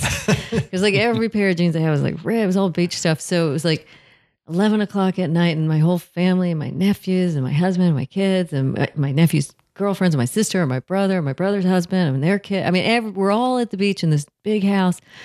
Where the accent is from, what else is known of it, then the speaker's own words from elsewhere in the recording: Southern California, United States; I'm from Southern California